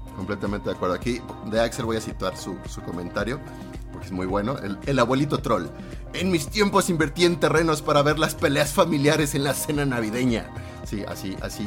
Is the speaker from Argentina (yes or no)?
no; Mexico; Casi no como picante. Soy muy antimexicano en ese sentido